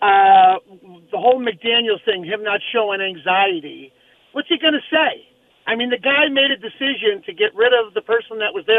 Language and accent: English; New Jersey, United States; I'm from Jersey. I've watched a lot of Giants football